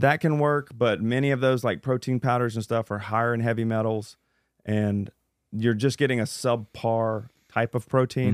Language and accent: English; Louisiana, United States; I'm from Louisiana.